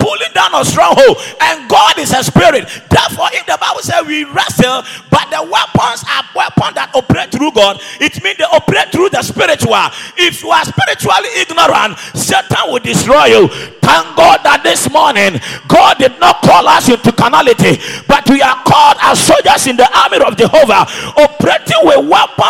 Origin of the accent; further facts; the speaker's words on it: Ghana; moved away; my hometown, talk about Borahafo